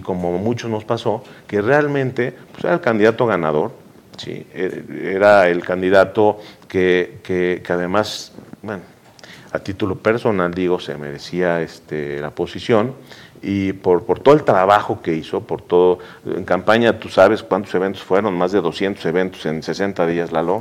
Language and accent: Spanish; Puebla, Mexico; los poblanos somos exigentes, los poblanos somos, cuestionamos, los poblanos somos complejos